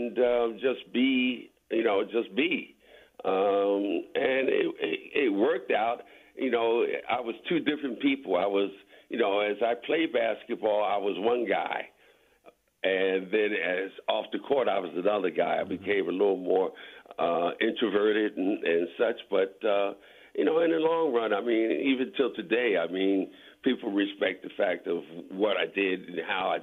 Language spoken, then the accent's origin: English; Philadelphia, Pennsylvania, United States; it's the place I grew up, so I've always loved Philly.